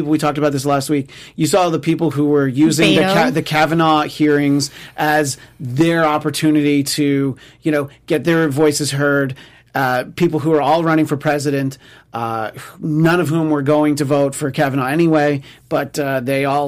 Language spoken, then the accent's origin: English; New York, United States; as a New Yorker